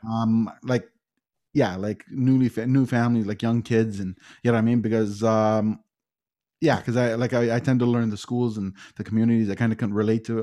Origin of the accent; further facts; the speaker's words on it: Toronto, Ontario, Canada; born and raised in Etobicoke for forty of my forty-four years.